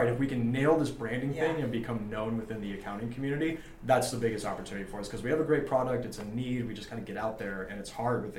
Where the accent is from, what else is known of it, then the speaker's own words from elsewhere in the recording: Los Angeles, California, United States; Yeah, I'm born and raised